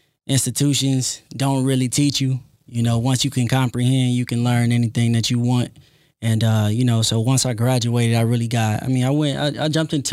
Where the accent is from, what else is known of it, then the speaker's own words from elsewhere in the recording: Compton, California, United States; I'm originally from Compton, California.